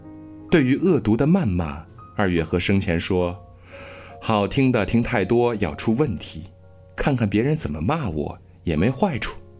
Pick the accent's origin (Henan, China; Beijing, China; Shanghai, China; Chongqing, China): Henan, China; Nanyang; 他大半辈子都生活在河南南阳，那是我的家乡，所以我从小就知道他。我家门口的那条马路，一直走，一直走。